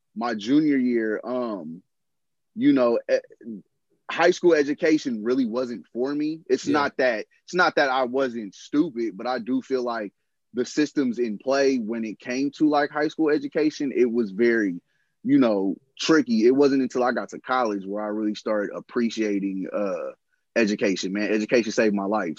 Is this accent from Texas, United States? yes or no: no; San Francisco, California, United States; I'm born and raised in San Francisco